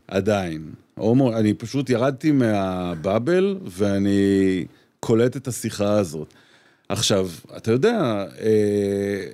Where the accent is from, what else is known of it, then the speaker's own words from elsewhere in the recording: Petah Tikva, Central District, Israel; אני גדלתי איתה בפתח תקווה